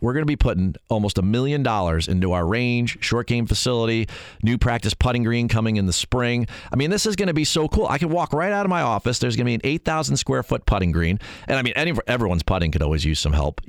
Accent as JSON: {"language": "English", "region": "New Jersey", "country": "United States", "tie": "born or raised there", "said": "I'm born and raised in New Jersey, Wade. So I deal well with most people per square foot."}